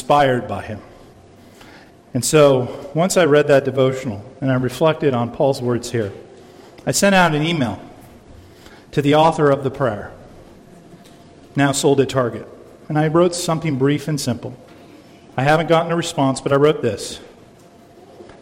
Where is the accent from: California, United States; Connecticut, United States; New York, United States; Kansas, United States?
California, United States; San Diego; Growing up in San Diego